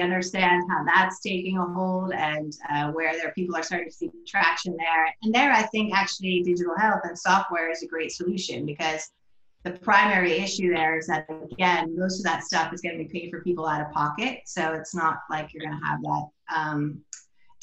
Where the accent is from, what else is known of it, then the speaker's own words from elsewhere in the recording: United States; moved away as an adult; also born or lived in New York; now in Amsterdam, Netherlands; being an American in Amsterdam